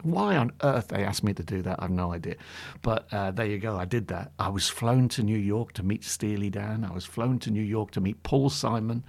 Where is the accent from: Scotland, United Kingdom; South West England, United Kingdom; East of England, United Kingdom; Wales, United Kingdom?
East of England, United Kingdom; Bury St Edmunds; also born or lived in Newcastle upon Tyne / Warwickshire / London; in my hometown in Bury Saint Edmunds.